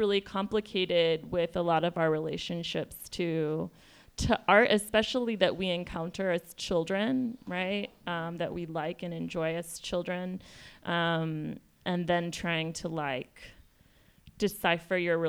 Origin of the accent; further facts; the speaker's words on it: El Paso, Texas, United States; also born or lived in Ciudad Juárez, Chihuahua, Mexico; I'm from El Paso Juarez